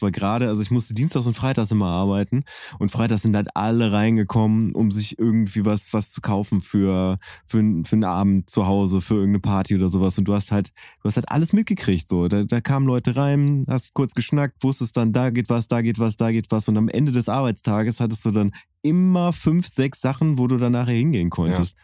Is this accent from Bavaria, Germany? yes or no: no; Bielefeld area, North Rhine-Westphalia, Germany; wir sind ja beide in Bielefeld geboren worden